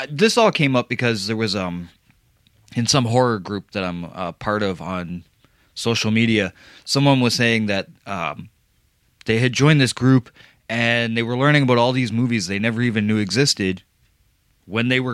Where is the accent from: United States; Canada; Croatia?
Canada; Windsor, Ontario; born or raised there